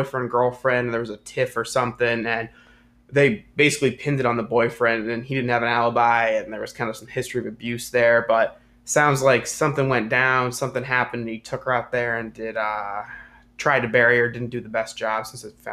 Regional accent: Columbus, Ohio, United States; I'm from Ohio, there's like a little creek that's kind of some state land near where... I grew up

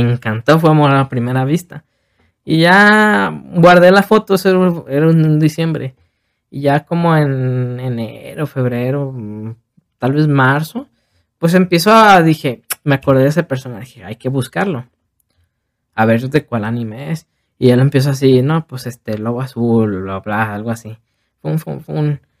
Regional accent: Tepic, Nayarit, Mexico; moved away as an adult; now in Guadalajara, Mexico; yo soy de Tepic, entonces yo me vine a Guadalajara

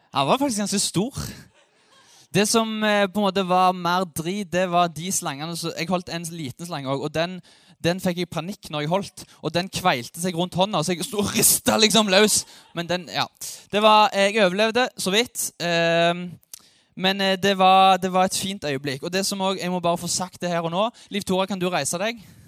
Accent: Ålgård, Rogaland, Norway; now in Sandnes, Norway; Jeg bor i Sandnes. Jeg er fra Ålgård

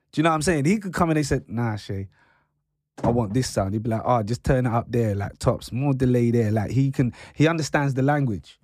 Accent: London, United Kingdom; I grew up in London.

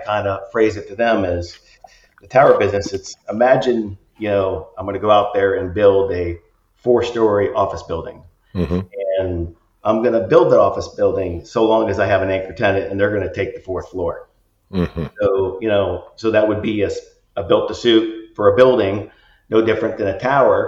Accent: Northeast Ohio, United States; grew up in Northeast Ohio.

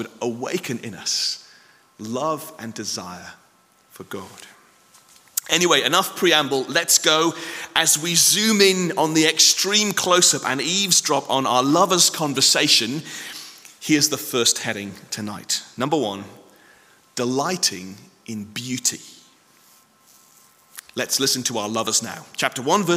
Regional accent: United Kingdom; I know we're very British

